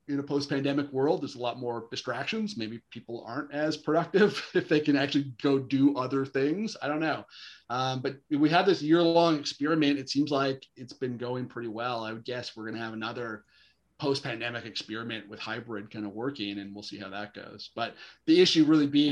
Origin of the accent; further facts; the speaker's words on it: Chilliwack, British Columbia, Canada; Yeah, that's actually my hometown. So I grew up in Chilliwack.